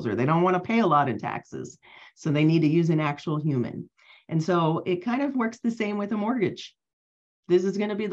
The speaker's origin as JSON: {"language": "English", "town": "Cincinnati", "region": "Ohio", "country": "United States", "moved": "as an adult", "lives_now": "Los Angeles, United States", "said": "I am originally from Cincinnati, Ohio, which is in the Midwest."}